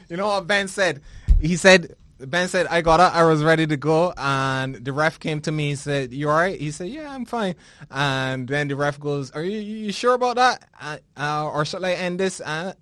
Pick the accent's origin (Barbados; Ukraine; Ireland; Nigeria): Barbados; born or raised there